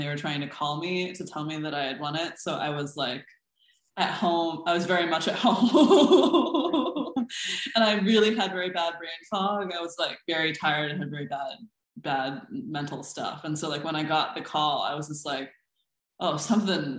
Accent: Des Moines, Iowa, United States; moved away as an adult; also born or lived in Boston; now in Philadelphia, United States; I grew up in Des Moines, Iowa, where my mother got a job there

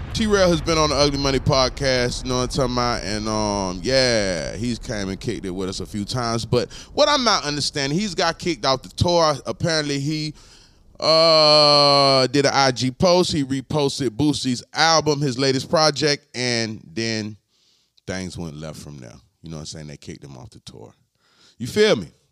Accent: Florida, United States; I'm from Florida

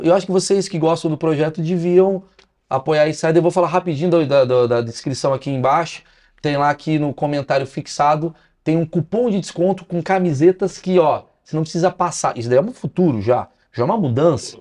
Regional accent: Brazil

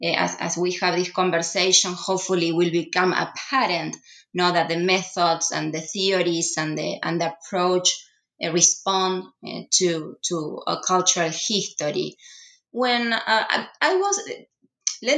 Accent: Rosario, Santa Fe, Argentina; moved away as an adult; also born or lived in New York, United States / Indiana, United States; now in Houston, United States; I was born and raised in Rosario, Argentina's third largest city.

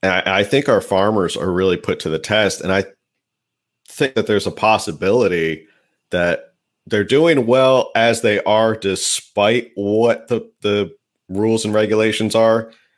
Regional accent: New Jersey, United States; also born or lived in Stockton, California; now in California, United States; I'm from New Jersey originally.

